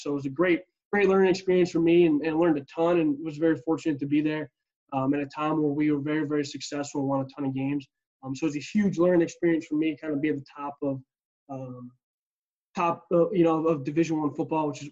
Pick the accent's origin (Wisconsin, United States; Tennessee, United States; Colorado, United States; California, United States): Wisconsin, United States; near Madison; I'm originally from Wisconsin, so right by Madison, Wisconsin, our capital, just about 15 minutes south of there, and grew up playing football